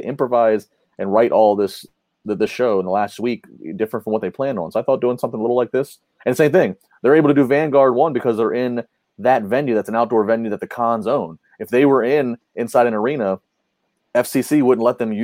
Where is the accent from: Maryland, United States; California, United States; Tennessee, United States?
Maryland, United States; D.C. area; now in Pittsburgh, United States; I grew up in the Maryland, D.C. area. I moved to Pittsburgh in 2005